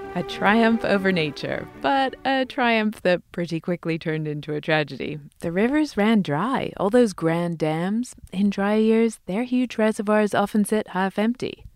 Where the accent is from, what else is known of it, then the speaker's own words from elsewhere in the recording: England, United Kingdom; now in Los Angeles, United States; I grew up in England